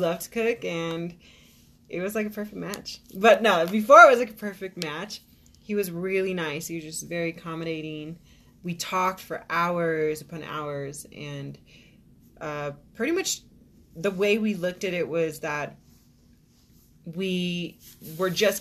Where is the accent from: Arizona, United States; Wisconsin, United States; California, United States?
Arizona, United States; I'm from Arizona, so 16 years